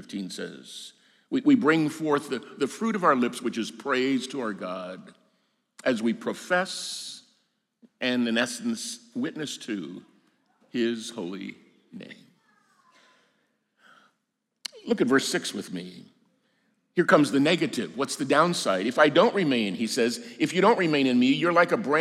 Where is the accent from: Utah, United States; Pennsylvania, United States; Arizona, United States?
Arizona, United States; moved away as an adult; I grew up in Arizona and then taught there for 9 years before I came to the seminary 37, 38 years ago.